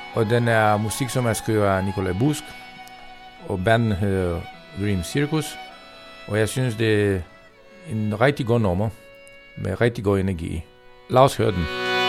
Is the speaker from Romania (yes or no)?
yes; Romania; Danish is a second language; moved away as an adult; now in Denmark; jeg er sigøjner fra Rumænien. I de sidste 23 år, jeg har boet i Danmark